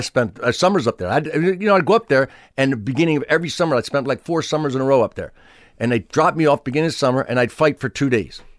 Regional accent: Pennsville, New Jersey, United States; Pennsville. So, like, small, everybody worked for E I DuPont, the chemical factory

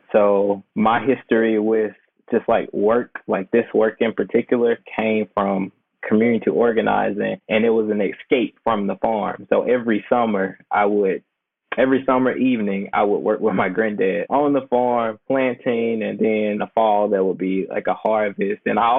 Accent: Lexington, Mississippi, United States; moved away as an adult; now in Texas, United States; I am not from Texas. I'm from Mississippi, still the South. Still a southern state.

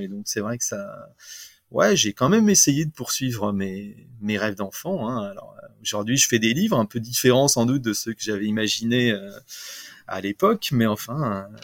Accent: Rambouillet, Île-de-France, France; also born or lived in Videlles, Essonne; j'ai grandi principalement à Rambouillet

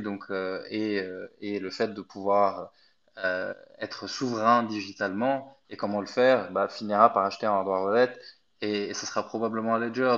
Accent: Egypt; moved away as an adult; now in France; je suis pas du tout français. Je suis né en Égypte, donc je suis venu en France pour faire mes études

